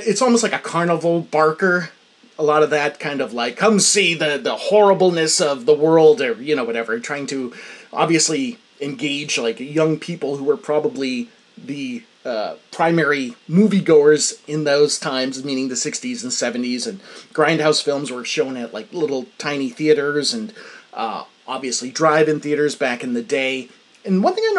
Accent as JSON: {"language": "English", "country": "United States", "said": "as an American"}